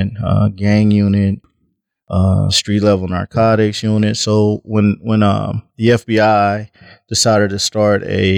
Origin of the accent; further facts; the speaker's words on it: between Texas and Mississippi, the South, United States; now in Omaha, United States; I grew up in the South, between Texas and Mississippi. Moved to Omaha, and actually I'm an Omaha, and now I've lived here longer than anywhere